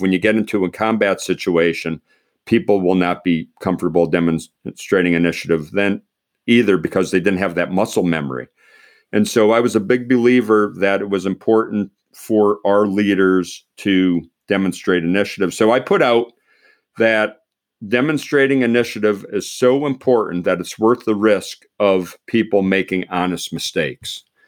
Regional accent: Pennsylvania, United States; I grew up in Pennsylvania

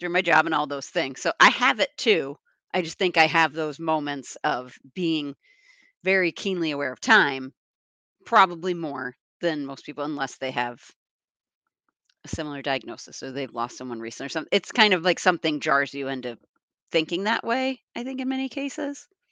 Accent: East Coast, United States; now in Wisconsin, United States; grew up on the East Coast.

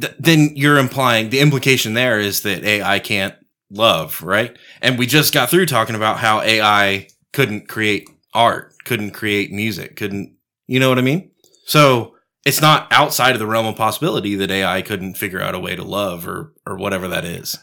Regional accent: Texas, United States; I'm a Texan.

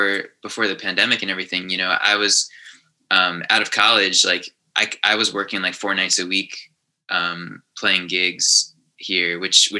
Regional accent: Long Island, New York, United States; also born or lived in Manhattan, New York; Born and raised Long Island.

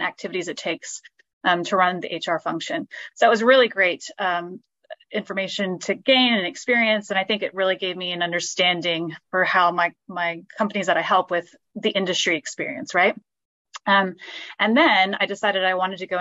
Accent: Texas, United States; moved away as an adult; now in London, United Kingdom; I was from Texas originally

